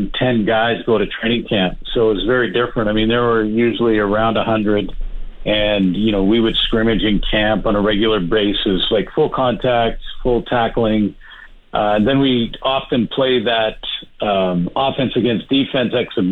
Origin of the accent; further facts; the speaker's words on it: Canada; I'm Canadian